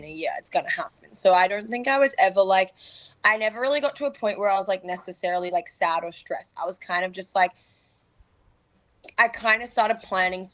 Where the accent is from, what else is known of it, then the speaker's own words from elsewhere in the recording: Australia; moved away; also born or lived in Florida, United States; in my own like home country